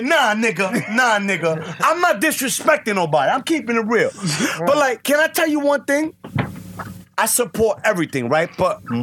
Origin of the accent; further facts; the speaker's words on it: New York City, New York, United States; I was from Gun Hill in Decatur. That was 5 blocks away